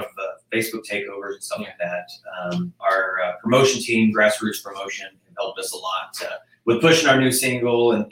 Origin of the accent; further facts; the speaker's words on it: Independence, Kansas, United States; from Independence